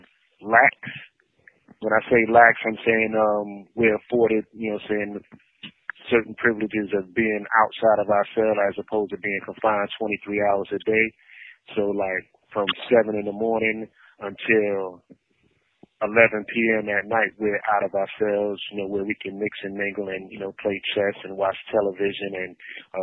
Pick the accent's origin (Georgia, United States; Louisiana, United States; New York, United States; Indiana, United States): New York, United States; New York City; now in Raleigh, United States; I'm originally from Brooklyn, New York